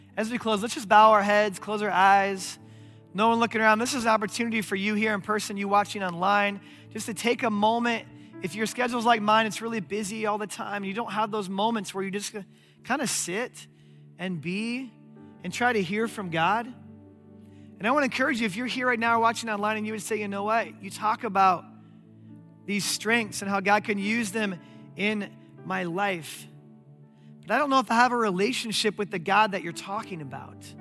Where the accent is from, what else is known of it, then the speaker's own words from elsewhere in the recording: Omaha, Nebraska, United States; my hometown of Omaha, Nebraska